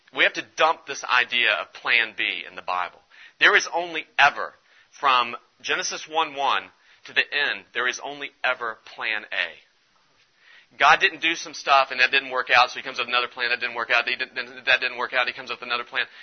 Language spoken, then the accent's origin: English; West Virginia, United States; I'm from West Virginia